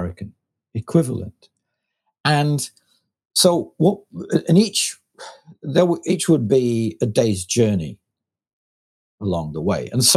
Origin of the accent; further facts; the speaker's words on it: Lancashire, North West England, United Kingdom; I was from Lancashire